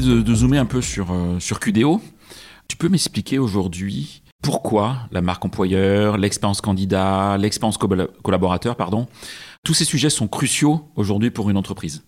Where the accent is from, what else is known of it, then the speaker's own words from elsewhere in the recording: Brittany, France; je suis de Bretagne